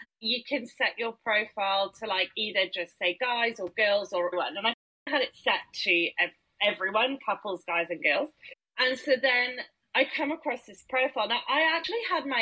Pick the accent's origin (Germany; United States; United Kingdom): United Kingdom; I'm so British.